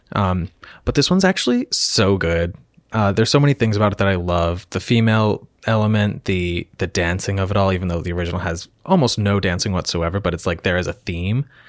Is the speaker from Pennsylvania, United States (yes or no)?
yes; Lancaster, Pennsylvania, United States; I am from Lancaster, Pennsylvania